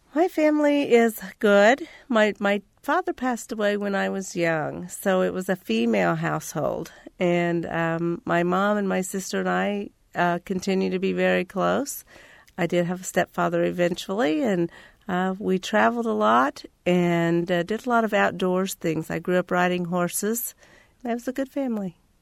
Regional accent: Terre Haute, Indiana, United States; also born or lived in Clay County, Indiana; I grew up in Terre Haute, Indiana

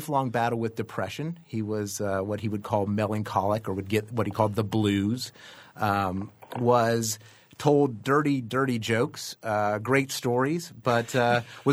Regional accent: the South, United States; I am from the South.

